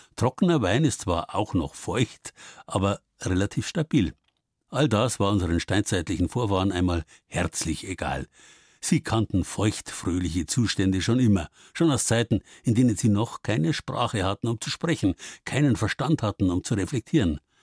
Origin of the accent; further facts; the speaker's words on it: Bavaria, Germany; bei uns in Bayern